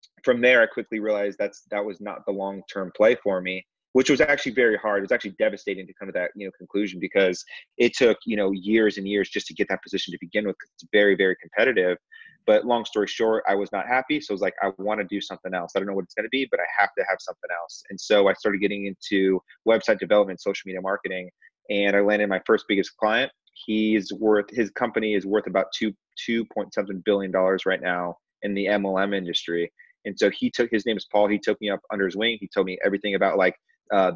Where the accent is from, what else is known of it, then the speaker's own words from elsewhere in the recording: Corona, California, United States; I grew up in Southern California, a town called Corona